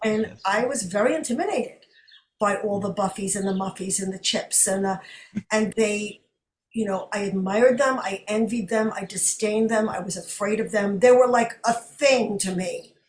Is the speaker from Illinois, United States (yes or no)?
no; New York City, New York, United States; my hometown Brooklyn, is where I was raised, although not born